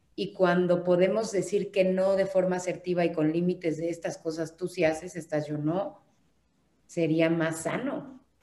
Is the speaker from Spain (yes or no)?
no; Mexico; somos todos los mexicanos